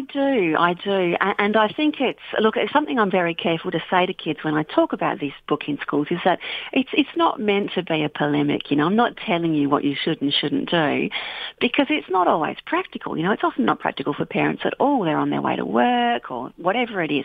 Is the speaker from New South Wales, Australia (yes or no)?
no; Bendigo, Victoria, Australia; now in Western Australia, Australia; I grew up in on Bendigo in central Victoria